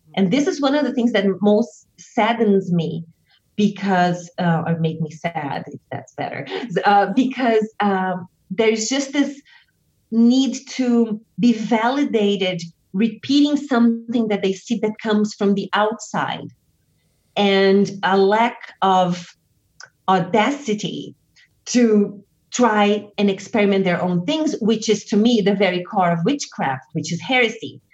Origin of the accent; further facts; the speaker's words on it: Brazil; moved away as an adult; also born or lived in United States; what I was bringing from Brazil